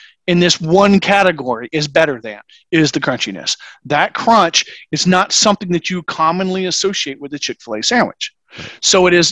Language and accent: English; South Carolina, United States; I grew up in South Carolina